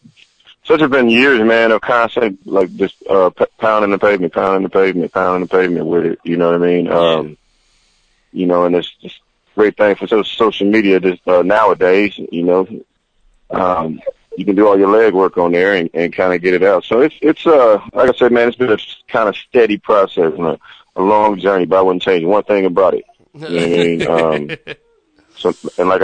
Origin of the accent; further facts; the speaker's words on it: Tucson, Arizona, United States; born and raised in Tucson, Arizona